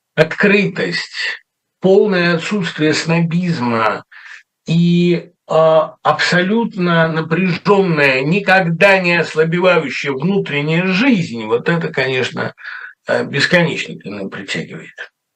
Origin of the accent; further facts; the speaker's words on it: Russia; moved away as an adult; now in United States; я из России